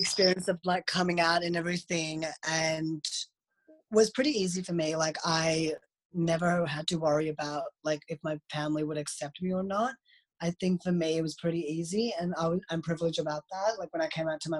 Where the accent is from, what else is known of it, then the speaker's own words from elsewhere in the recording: Melbourne, Victoria, Australia; also born or lived in Delhi, India; I was born in Delhi, India, and then I was adopted to an Australian family. So I have now lived in Melbourne, Australia for about 15, 16 years now. And yeah, so I literally have grown up here, went to school here.